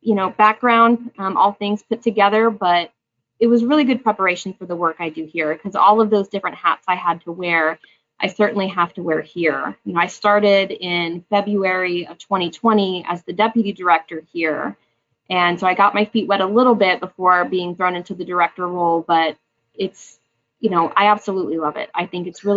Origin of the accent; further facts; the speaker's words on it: Oklahoma, United States; I'm actually born and raised in Oklahoma. I've been here my whole life